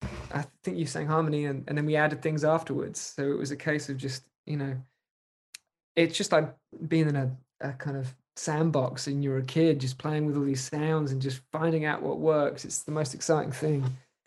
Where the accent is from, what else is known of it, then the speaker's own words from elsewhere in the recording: East of England, United Kingdom; And then also where I grew up in Norfolk in the UK, there's a beautiful coastline there.